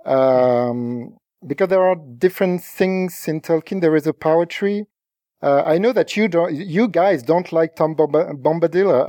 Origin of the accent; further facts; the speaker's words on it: France; English is a second language; I'm not English speaking. I'm not an English speaker. I'm, I'm French.